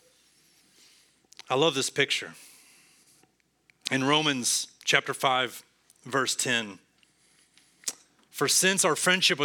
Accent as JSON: {"language": "English", "region": "Texas", "country": "United States", "also_born_or_lived": "Cincinnati", "said": "I am a Texan, tried and true."}